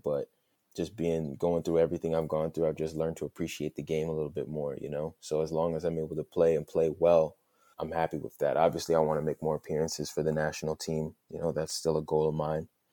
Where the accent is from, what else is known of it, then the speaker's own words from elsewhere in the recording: United States; moved away as an adult; now in Duisburg, Germany; like being back home for the first time, being on American soil